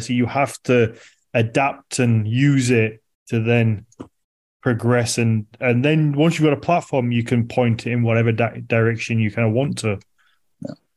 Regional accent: United Kingdom; as a British person

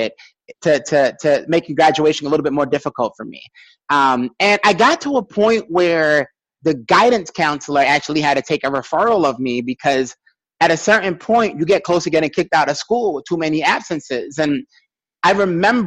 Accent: New York City, New York, United States; I'm still from Brooklyn

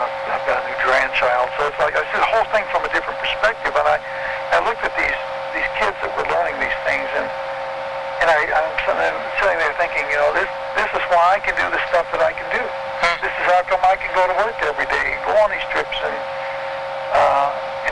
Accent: Detroit, Michigan, United States; growing up in the Detroit area here

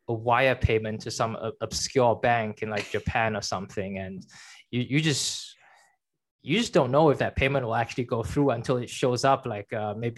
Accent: China; moved away; I was born in China

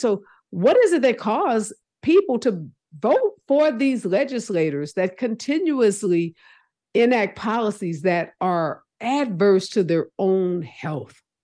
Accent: Missouri, United States; my home state of Missouri

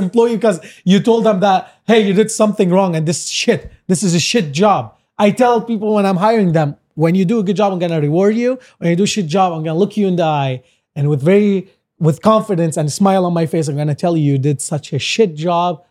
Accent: Lebanon; now in Canada; we're like originally from Lebanon

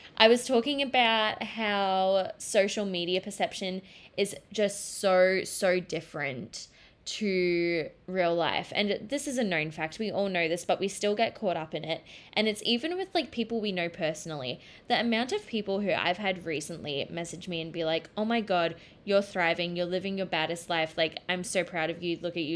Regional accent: Australia; as an Australian

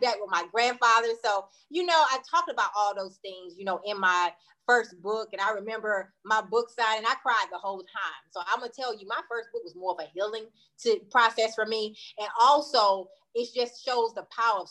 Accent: Wadesboro, North Carolina, United States; moved away as an adult; I'm from a small town outside of Charlotte called Waynesboro, North Carolina

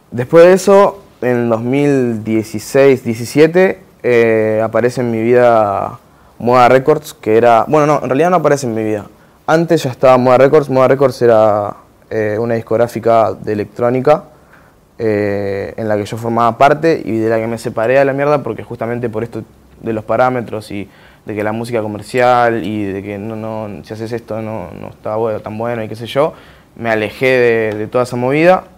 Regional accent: Santos Lugares, Buenos Aires Province, Argentina; Nací en Santos Lugares, 3 de febrero

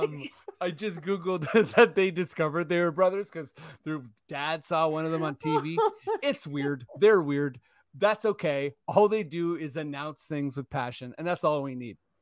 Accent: Toronto, Ontario, Canada; we're from Toronto

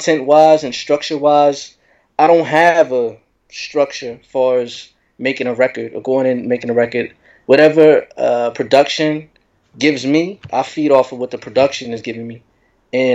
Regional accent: San Diego, California, United States; moved away as an adult; also born or lived in Temecula, California / Murrieta, California; now in Queens, New York, United States; My hometown. I'm originally from San Diego, California.

